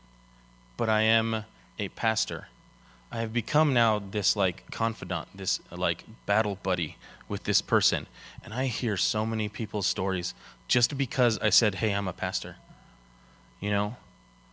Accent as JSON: {"language": "English", "town": "Denver", "region": "Colorado", "country": "United States", "tie": "born or raised there", "said": "I'm born and raised in Denver. I actually went to high school 4 blocks from this building right here."}